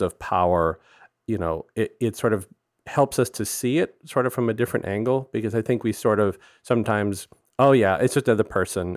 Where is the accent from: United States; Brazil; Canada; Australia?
United States; Gulf Coast, Texas; growing up on the Gulf Coast